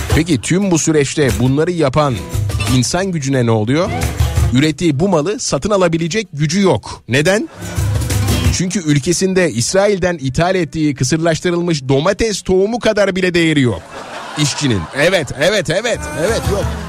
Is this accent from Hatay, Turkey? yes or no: no; Nazilli, Aydın, Turkey; çocukluğumda e, Nazilli Ovası e, bembeyaz olurdu. Pamuk çok verimli bizim oralarda Nazilli'de